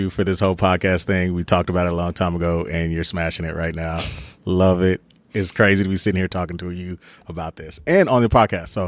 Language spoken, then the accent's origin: English; Texas, United States; also born or lived in Germany; I spent my first through fourth grade in Germany and came back in fifth grade to Texas.